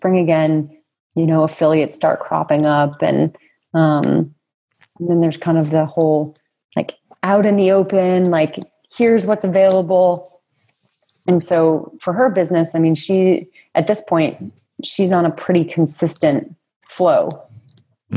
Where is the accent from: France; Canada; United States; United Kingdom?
United States; New England; my context of growing up in New England in the United States